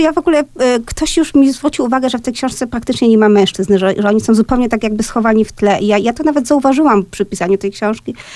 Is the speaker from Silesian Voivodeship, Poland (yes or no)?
yes; Silesian Voivodeship, Poland; first language Polish; Ja jestem ze śląskiej rodziny